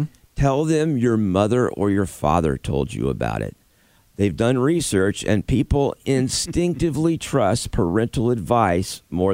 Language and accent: English; Rock Vegas, Florida, United States; now in South Carolina, United States; I grew up in Rock Vegas, Florida